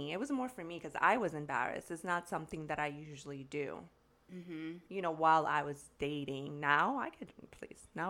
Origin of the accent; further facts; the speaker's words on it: New York City, New York, United States; I'm a New Yorker